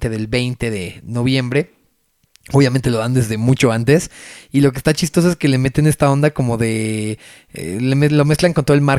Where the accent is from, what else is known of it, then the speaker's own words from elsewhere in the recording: Mexico; pero así somos los mexicanos.